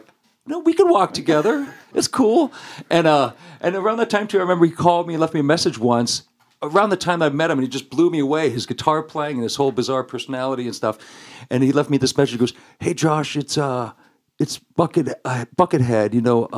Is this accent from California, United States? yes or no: yes; Placentia, California, United States; I grew up in Placentia, which is Yorba Linda, Fullerton area.